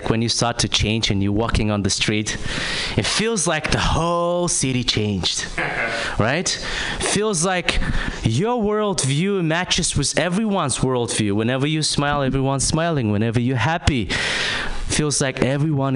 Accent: Kazakhstan; I'm from Kazakhstan

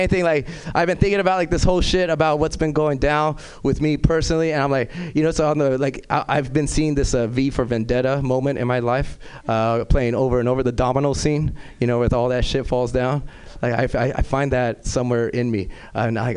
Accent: Los Angeles, California, United States; I'm originally from South Central

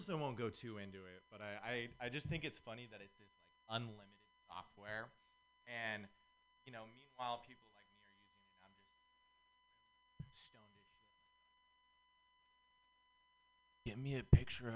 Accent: Santa Cruz, California, United States; I'm actually from Santa Cruz

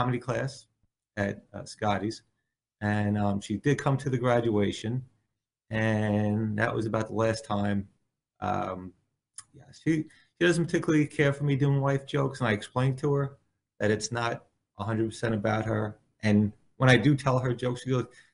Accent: Bayonne, New Jersey, United States; born or raised there; also born or lived in Staten Island

